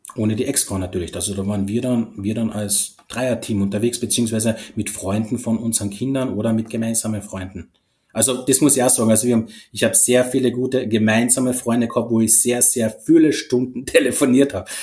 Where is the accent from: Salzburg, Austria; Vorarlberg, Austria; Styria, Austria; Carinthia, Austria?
Carinthia, Austria; ich bin aus Kärnten, das haben sicher schon mal von der Stimme erkannt